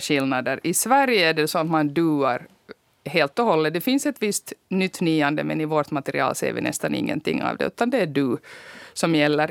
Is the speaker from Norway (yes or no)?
no; Finland; som finlandssvensk